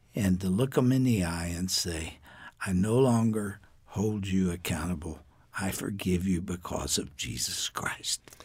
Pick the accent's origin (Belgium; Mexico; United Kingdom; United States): United States; as an American